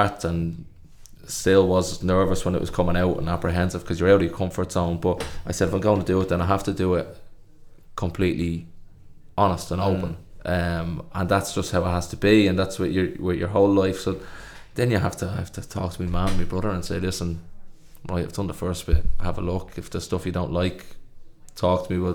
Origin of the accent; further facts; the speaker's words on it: Dublin, Leinster, Ireland; we're from Dublin